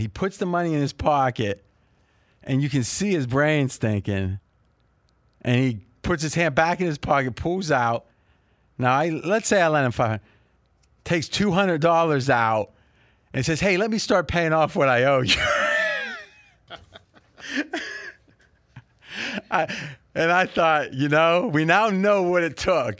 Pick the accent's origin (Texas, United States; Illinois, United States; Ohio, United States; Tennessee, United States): Ohio, United States; Bellaire; moved away as an adult; now in Las Vegas, United States; we only moved once as a kid. I was four years old. We moved from Belair, which is Joey Galloway's hometown, which was, you know, a couple miles away.